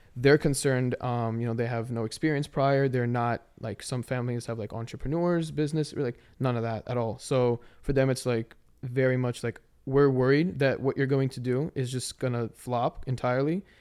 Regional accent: Maryland, United States; I'm from Maryland

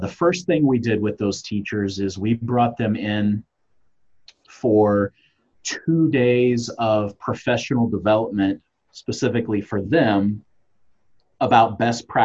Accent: Kansas City, Missouri, United States; I am from Kansas City, Missouri.

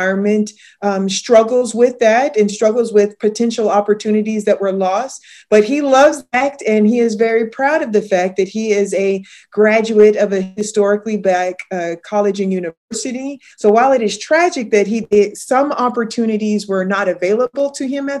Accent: Riverside, California, United States; I grew up in Riverside, California

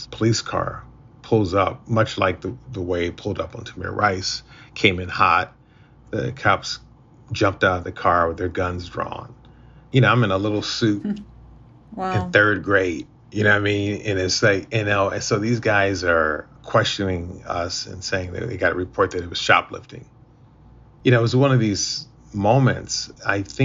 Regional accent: Akron, Ohio, United States; I grew up in Akron, Ohio

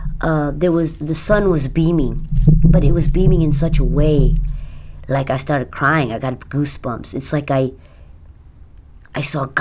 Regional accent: Mumbai, Maharashtra, India; born there; I was born in Mumbai.

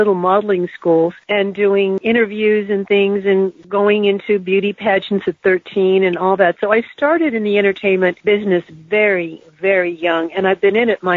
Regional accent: Hawaii, United States; I grew up in Hawaii.

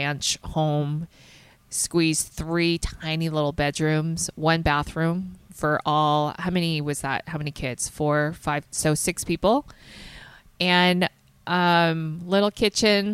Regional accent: the South, United States; I grew up in the South, so it's pretty humid in the summer

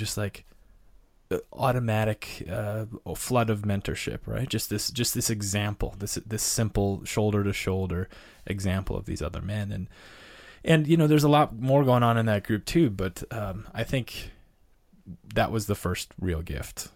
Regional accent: North Dakota, United States; moved away; I grew up in North Dakota in a small town

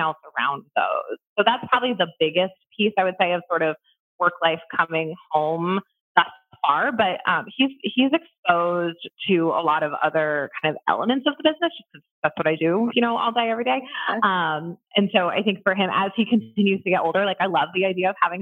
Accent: Columbus, United States; also born or lived in Orlando; I moved from Orlando back to Columbus, where I'm from.

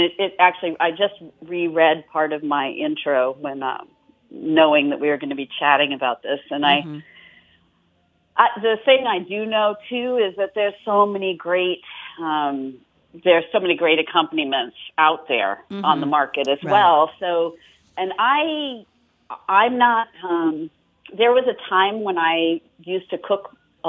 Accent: Australia; I'm Australian

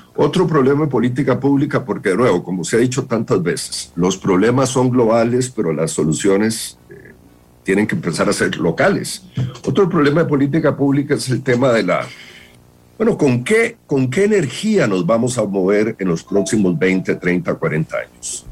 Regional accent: Costa Rica

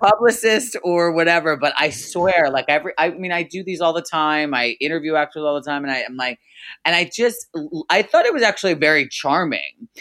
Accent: New Jersey, United States; I was born and raised in New Jersey

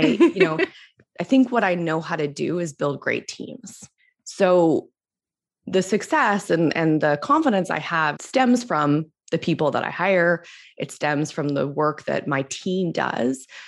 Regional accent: Canada; I'm Canadian

